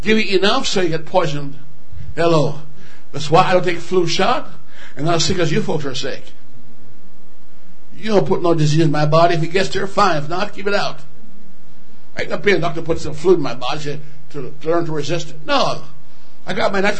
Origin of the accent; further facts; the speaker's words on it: Alberta, Canada; I'm from Alberta